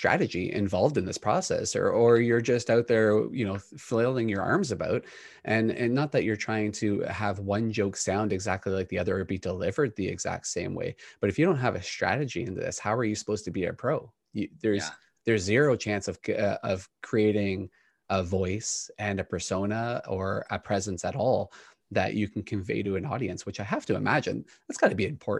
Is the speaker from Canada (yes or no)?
yes; Canada; we know growing up in Canada that a lot of that talent up here